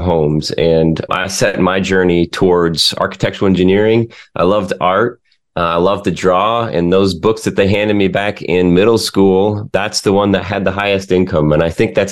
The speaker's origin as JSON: {"language": "English", "region": "Lake Michigan", "country": "United States", "tie": "born or raised there", "said": "I grew up on Lake Michigan, just south of there"}